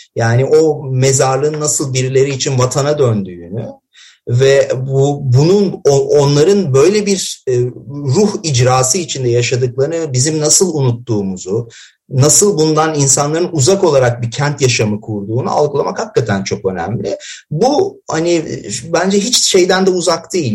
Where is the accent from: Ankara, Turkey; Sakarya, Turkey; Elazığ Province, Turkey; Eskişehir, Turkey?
Elazığ Province, Turkey; Elazığ; ben Elazığlıyım